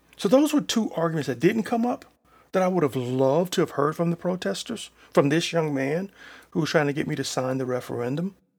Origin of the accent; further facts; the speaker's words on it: Selma, United States; my hometown of Selma